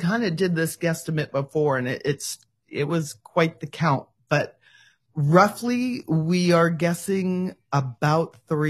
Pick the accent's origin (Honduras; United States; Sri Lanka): United States; Bay Area, California; moved away as an adult; also born or lived in Hawaii / Oregon; I am originally from California. I'm a West Coast girl, born in the Bay Area, and then married a Hawaiian, moved to Hawaii, had my daughter there, moved back, farmed in Oregon